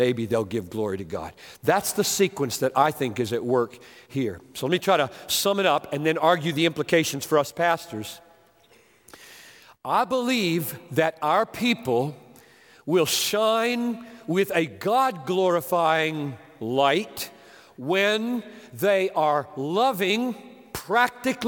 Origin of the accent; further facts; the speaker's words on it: Greenville, South Carolina, United States; White Oak Baptist Church, my home church, Greenville, South Carolina